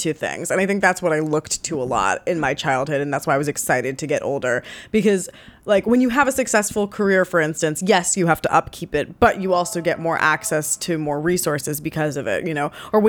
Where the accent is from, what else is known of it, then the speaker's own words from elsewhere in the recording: New York, United States; growing up in New York